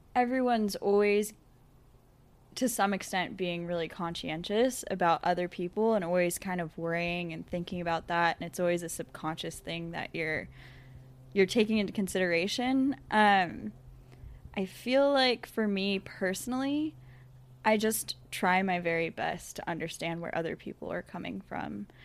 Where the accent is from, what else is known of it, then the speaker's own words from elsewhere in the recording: United States; growing up in America